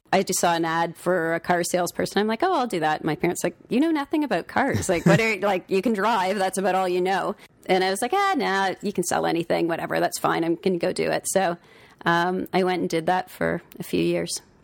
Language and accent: English; Toronto, Ontario, Canada; also born or lived in Collingwood, Ontario; most of my, uh, youth was in Don Mill, so, which was a fun place to grow up